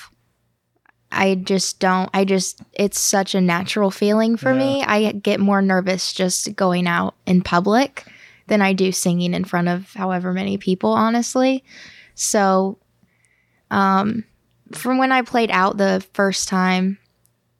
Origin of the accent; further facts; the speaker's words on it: Illinois, United States; I'm actually from Illinois